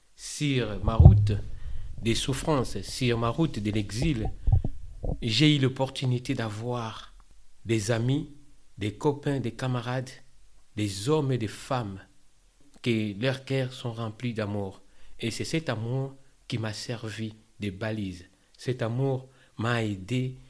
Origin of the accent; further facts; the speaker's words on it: Kinshasa, DR Congo; moved away as an adult; now in France; je viens de la République démocratique du Congo, en Afrique centrale, particulièrement dans la ville de Kinshasa